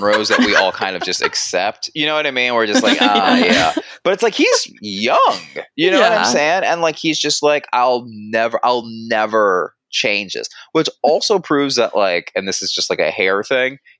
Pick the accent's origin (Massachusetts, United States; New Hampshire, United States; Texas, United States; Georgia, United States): Georgia, United States; we were raised in Georgia